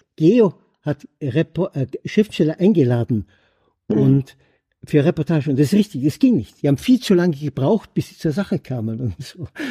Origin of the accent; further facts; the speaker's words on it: Germany; als Deutscher